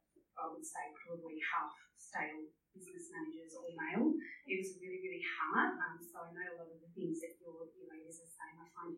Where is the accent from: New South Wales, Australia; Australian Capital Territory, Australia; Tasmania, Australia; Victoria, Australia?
Victoria, Australia; Melbourne; moved away as an adult; I was transferred from Melbourne to Queensland in my early 20s in business banking.